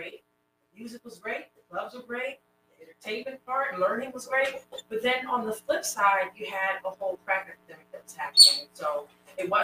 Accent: New Jersey, United States; moved away as an adult; now in Washington, DC, United States; I'm from New Jersey. I'm going to go ahead and specify South Jersey because there's definitely a distinct difference. I grew up in a town that's kind of in between Philadelphia and Atlantic City

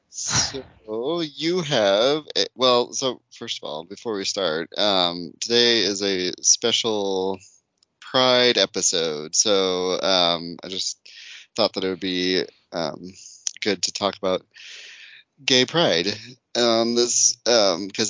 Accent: United States; I'm American.

